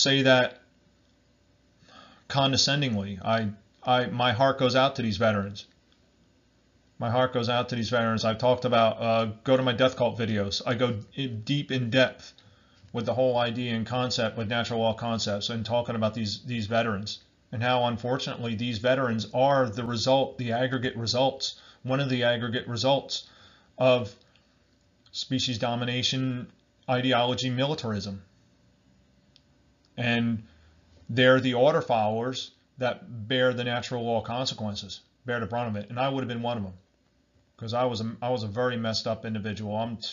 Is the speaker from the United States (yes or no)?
yes; Barnegat, New Jersey, United States; I'm from Barnegat, New Jersey, and that's like in Southern Ocean County